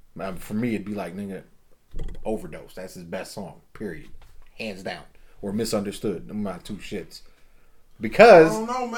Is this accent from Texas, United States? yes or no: yes; Texas, United States; moved away; I grew up in Texas before I moved up here.